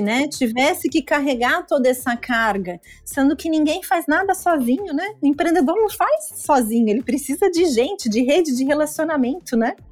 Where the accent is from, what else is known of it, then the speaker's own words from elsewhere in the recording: Curitiba, Paraná, Brazil; now in Joinville, Brazil; eu sou natural de Curitiba, mas uma joinvilense de coração, apaixonada por essa cidade